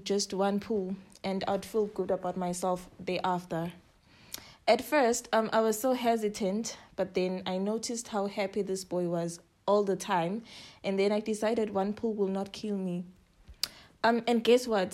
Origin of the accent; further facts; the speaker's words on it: Nhlangano, Shiselweni, Eswatini; now in Johannesburg, South Africa; I hail from Hlangano in the Shiseleni region, but I'm currently based in Johannesburg.